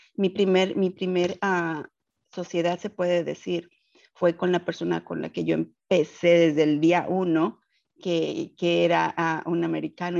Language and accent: Spanish; Mexico City, Mexico; moved away as an adult; now in Houston, United States; soy originaria de la Ciudad de México y radico en Houston, Texas, desde hace aproximadamente 12 años.